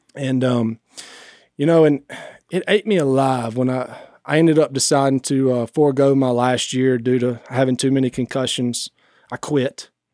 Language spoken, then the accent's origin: English; Rayville, Louisiana, United States; I was raised right here in Northeast Louisiana.